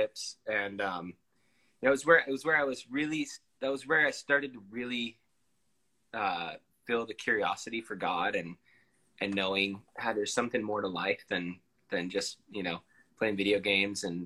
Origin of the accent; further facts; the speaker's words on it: San Diego, California, United States; also born or lived in Big Island, Hawaii / Salt Lake City, Utah; I grew up here in San Diego because I've been here consistently since I was about 10